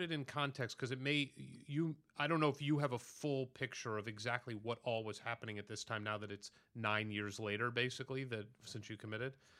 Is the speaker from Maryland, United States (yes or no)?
no; St. Louis, Missouri, United States; now in Los Angeles, United States; I am from Saint Louis, Missouri